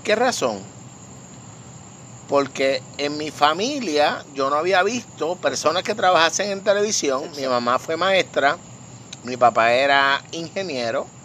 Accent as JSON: {"language": "Spanish", "town": "Vega Baja", "country": "Puerto Rico", "tie": "born or raised there", "said": "En la noche de hoy nos encontramos nuevamente en mi patio, en mi estudio, en esta parte hermosa de mi pueblo Vega Baja"}